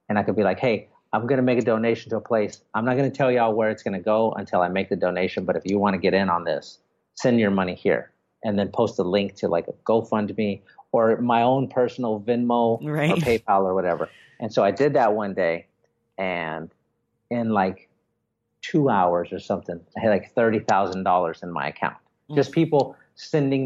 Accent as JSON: {"language": "English", "town": "San Antonio", "region": "Texas", "country": "United States", "said": "I live in Texas. I'm from San Antonio"}